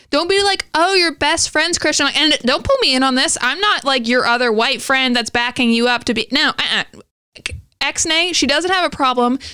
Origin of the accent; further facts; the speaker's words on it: the Bible Belt, the South, United States; we come from the Bible Belt